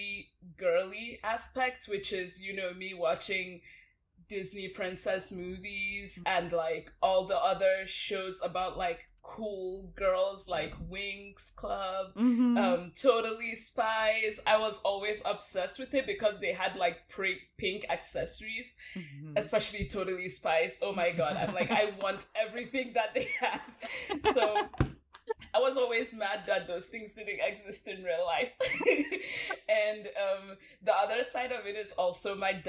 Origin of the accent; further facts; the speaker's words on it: Northern Nigeria, Nigeria; moved away; also born or lived in Los Angeles; But I'm actually originally from Nigeria, specifically Northern Nigeria